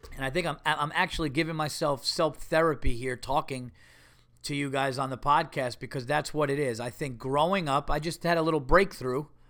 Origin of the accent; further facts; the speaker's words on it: United States; I'm an American.